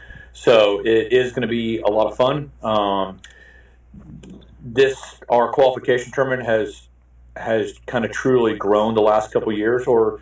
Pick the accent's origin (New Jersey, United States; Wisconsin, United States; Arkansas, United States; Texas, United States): Texas, United States; San Antonio; also born or lived in Houston / East Coast; now in Dallas, United States; I grew up in San Antonio, played high school water polo